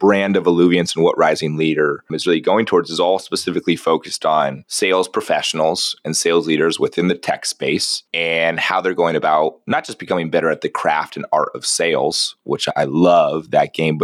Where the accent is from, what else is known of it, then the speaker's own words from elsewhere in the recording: San Diego, California, United States; I grew up in San Diego